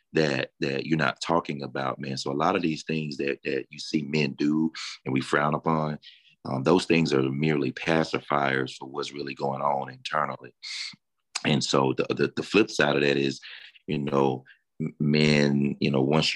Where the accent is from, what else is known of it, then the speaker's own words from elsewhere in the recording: Deep South, United States; Growing up in the Deep South, you know, the Bible Belt